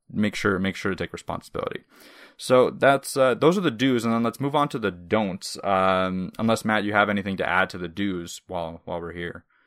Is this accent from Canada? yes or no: yes; Canada; first language Russian; English is a second language; which Russian is technically my native language, but I moved to Canada when I was five